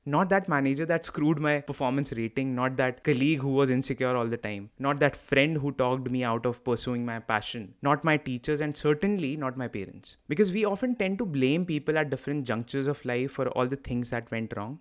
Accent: Lucknow, Uttar Pradesh, India; moved away as an adult; also born or lived in Kanpur, India / Navi Mumbai, India / Bangalore, India / Lille, France; I grew up in Lucknow, did my schooling from there

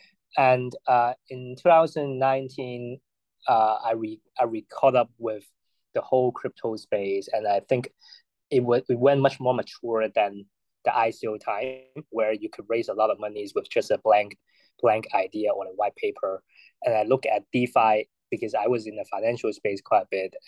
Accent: Hong Kong; I was born and raised in Hong Kong

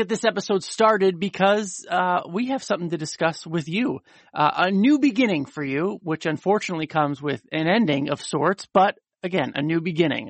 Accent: Connecticut, United States; I grew up in Connecticut

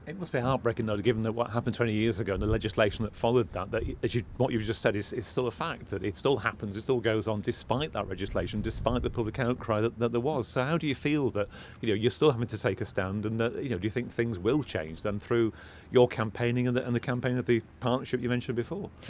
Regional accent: Morecambe, North West England, United Kingdom; I'm from Morecambe, you know, people I grew up and went to school

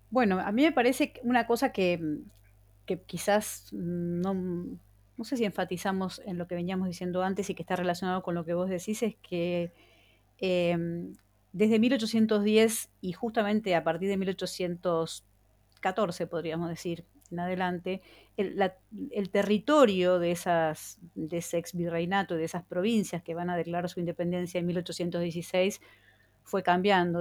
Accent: Buenos Aires, Argentina; siendo una ciudadana bonaerense, considerándome bonaerense este, y habiéndome educado como niña en, eh, en la ciudad de Buenos Aires

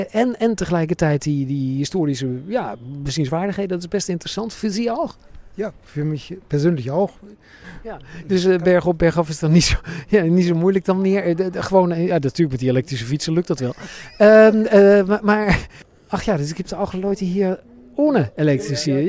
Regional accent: Netherlands; now in Germany; Ik ben in Nederland geboren, maar ik woon hier in Duitsland.

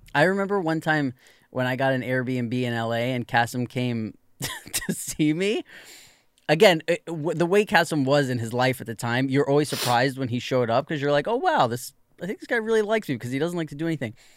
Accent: New York, United States; growing up in New York

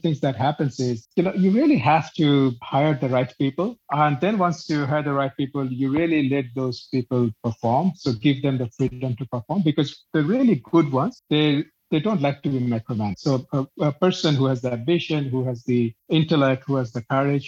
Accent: Bangladesh; moved away as an adult; now in Jakarta, Indonesia; I grew up in Bangladesh, but from 2006, I've been outside.

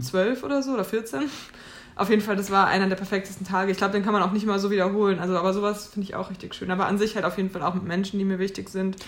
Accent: Oberursel, Hesse, Germany; ich bin äh, in Ursel äh, aufgewachsen

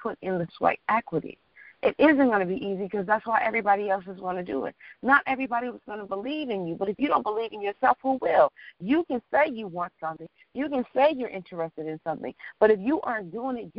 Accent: Detroit, Michigan, United States; moved away as an adult; also born or lived in New York / Washington, D.C. / Los Angeles; I'm from Detroit, and at the time I was living in New York

